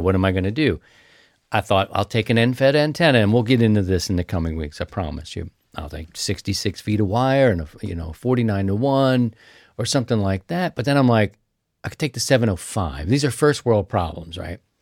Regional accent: Baltimore, Maryland, United States; moved away; I'm from Baltimore.

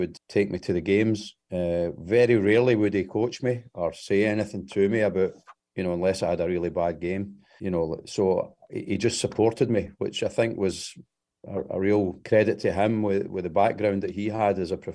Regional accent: Glasgow, Scotland, United Kingdom; moved away; I grew up about a mile from Celtic Park in the east end of Glasgow.

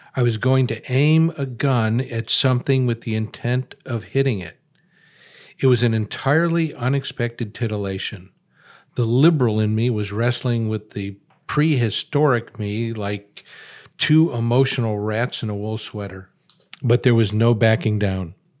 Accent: Chicago, Illinois, United States; I'm a very urban guy. I was born in Chicago.

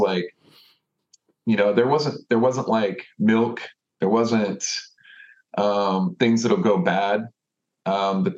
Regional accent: Austin, Texas, United States; I've lived here, I grew up here in Austin

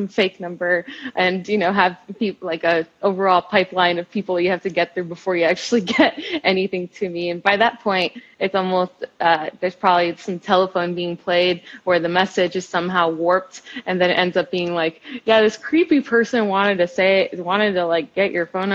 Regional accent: Miami, Florida, United States; moved away as an adult; also born or lived in Tallahassee, Florida; born and raised in Northern Cuba, also known as Miami

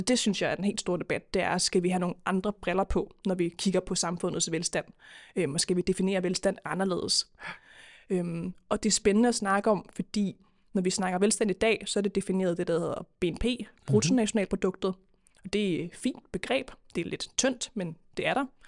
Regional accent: Køge, Zealand, Denmark; now in Copenhagen, Denmark; Jeg er egentlig fra Køge oprindeligt, men, med, øh, men bor i København nu

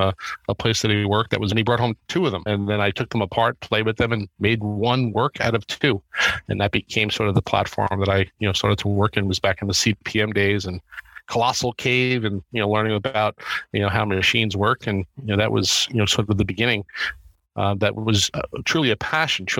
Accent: Middle Island, New York, United States; I was a Long Island boy. So I grew up in the 516 area code

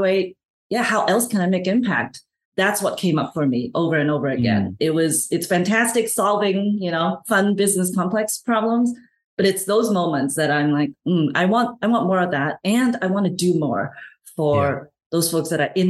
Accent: Hong Kong; moved away; also born or lived in Canada / United States; I'm originally from Hong Kong, moved to Canada, and spent most of my actually working life in the US.

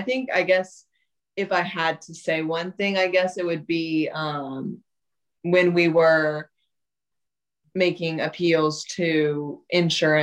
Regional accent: South Carolina, United States; we're from South Carolina

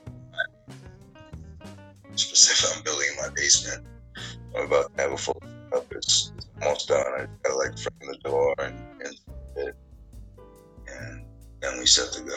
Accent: Portland, Maine, United States; moved away as an adult; also born or lived in Pennsylvania; I grew up in Portland, Maine. Went to school in Westbrook.

